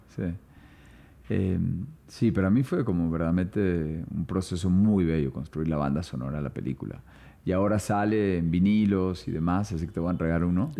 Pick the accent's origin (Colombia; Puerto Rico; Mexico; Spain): Colombia; also born or lived in São Paulo, Brazil; como colombiano